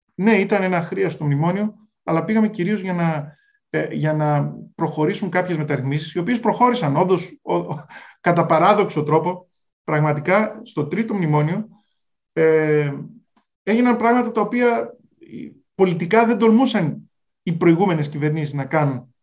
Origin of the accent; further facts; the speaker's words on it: Greece; δουλεύαμε ως Έλληνες